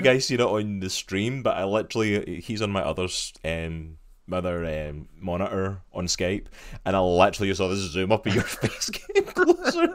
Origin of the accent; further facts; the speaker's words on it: Scotland, United Kingdom; my home country, Scotland.